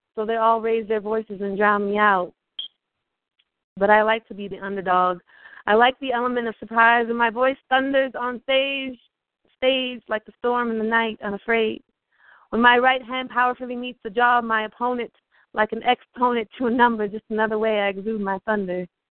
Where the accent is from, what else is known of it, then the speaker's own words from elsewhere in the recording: Iowa, United States; moved away; also born or lived in Minnesota / Arkansas; I was born in Iowa. I lived in Minnesota for five years